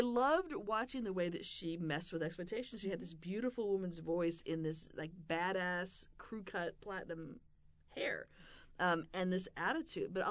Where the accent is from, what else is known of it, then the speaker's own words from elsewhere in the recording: Seattle, Washington, United States; I was growing up in Seattle in junior high, so a group of friends and I would take the bus from my little Wedgwood suburban neighborhood to the University District